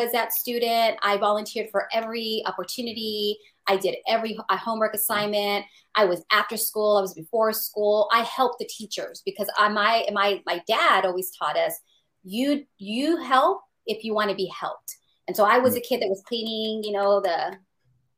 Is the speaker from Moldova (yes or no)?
no; San Francisco, California, United States; I was born and raised in the San Francisco Mission District